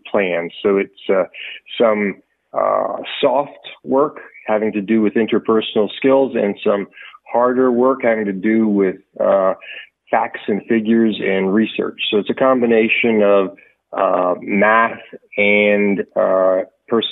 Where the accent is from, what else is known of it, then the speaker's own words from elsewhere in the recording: Nazareth, Pennsylvania, United States; moved away as an adult; now in Bluffton, United States; I'm actually a Lehigh Valley native. I grew up in Nazareth, Pennsylvania